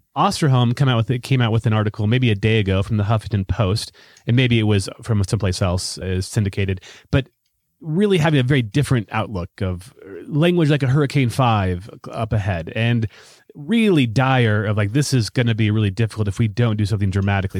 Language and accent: English; United States; I'm totally American.